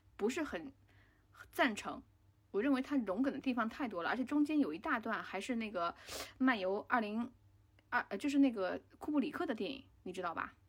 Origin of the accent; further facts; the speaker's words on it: China; 我们中国人或者我们亚洲人